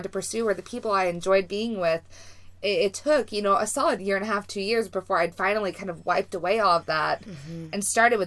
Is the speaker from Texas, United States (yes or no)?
yes; Texas, United States; moved away; I am from Texas. I grew up there my whole life.